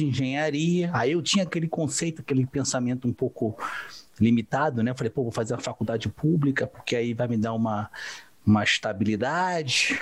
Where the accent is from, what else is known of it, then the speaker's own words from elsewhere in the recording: Rio de Janeiro, Brazil; Sou do Rio de Janeiro